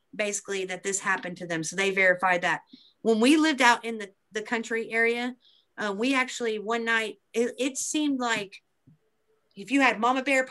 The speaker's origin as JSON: {"language": "English", "area": "Beebe", "region": "central Arkansas", "country": "United States", "tie": "born or raised there", "said": "this is in my hometown"}